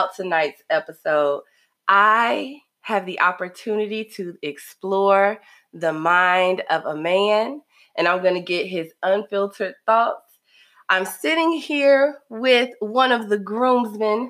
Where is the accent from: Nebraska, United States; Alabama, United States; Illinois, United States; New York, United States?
Illinois, United States; Chicago; both from the same city of Chicago, we are not the same because I am from the South Side